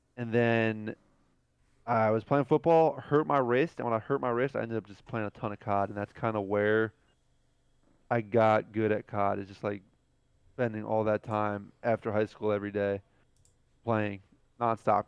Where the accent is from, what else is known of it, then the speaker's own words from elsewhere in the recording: New Jersey, United States; moved away; I grew up in Jersey